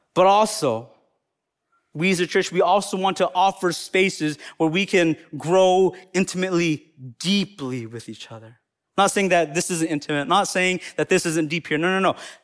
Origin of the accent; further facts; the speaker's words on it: Appalachian Mountains of North Carolina, United States; accent: Southern; now in Madison, United States; I'm specifically from the Appalachian Mountains of North Carolina. So that's where I'm from